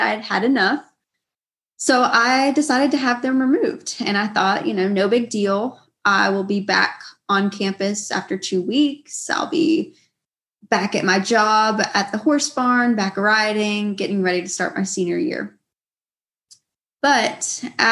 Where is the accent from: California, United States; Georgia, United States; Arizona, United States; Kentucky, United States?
Georgia, United States; I grew up in Georgia. I've lived here in Georgia all my life